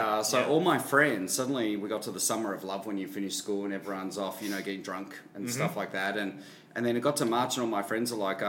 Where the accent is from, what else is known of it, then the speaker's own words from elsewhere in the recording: Melbourne, Victoria, Australia; But I grew up in Melbourne